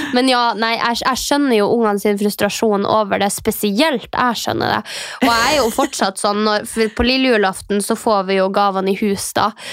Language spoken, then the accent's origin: Norwegian; Mehamn, Finnmark, Norway; now in Oslo, Norway; vi har jo ikke så veldig mye i Mehamn, uh, der jeg kommer fra